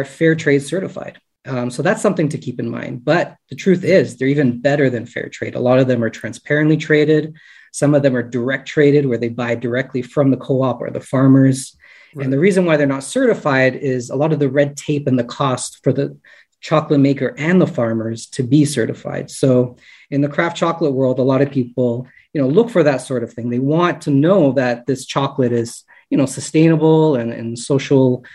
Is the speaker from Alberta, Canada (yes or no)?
no; Woodbridge, Ontario, Canada; I grew up not specifically in Toronto, but just north of Toronto in Woodbridge